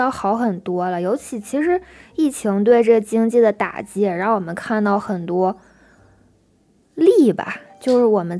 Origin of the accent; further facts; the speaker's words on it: Inner Mongolia, China; now in Beijing, China; 我就想回内蒙，因为我是内蒙人嘛。